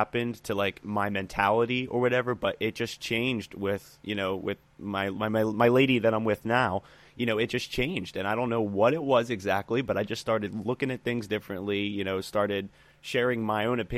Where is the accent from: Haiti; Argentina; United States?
United States; Philadelphia, Pennsylvania; now in Florida, United States; I'm not Florida born. I'm from Philadelphia